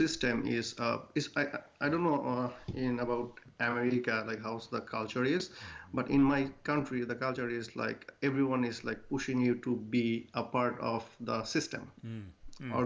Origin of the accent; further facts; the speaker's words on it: northern Bangladesh, Bangladesh; first language Bengali; English is a second language; moved away as an adult; now in Newfoundland, Canada; I grew up in Bangladesh. It's in the northern part of Bangladesh, very small community